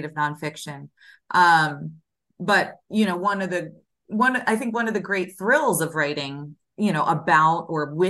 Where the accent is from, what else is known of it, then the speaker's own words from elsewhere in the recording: Philadelphia, Pennsylvania, United States; moved away; I just was in Philly last weekend, where I'm from, my hometown